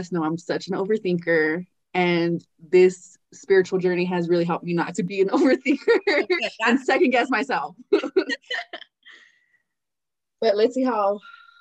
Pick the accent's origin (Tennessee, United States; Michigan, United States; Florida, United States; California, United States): California, United States; I was born and raised in Cali.